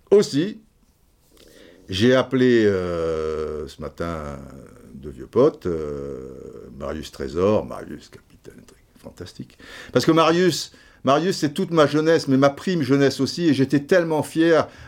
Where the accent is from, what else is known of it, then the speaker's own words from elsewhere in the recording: Brazzaville, Republic of the Congo; born there; Je suis né à Brazzaville, machin.